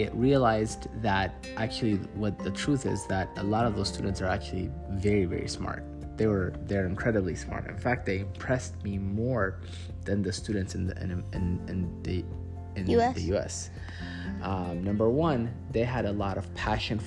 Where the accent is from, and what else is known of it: Ethiopia; moved away as an adult; now in United States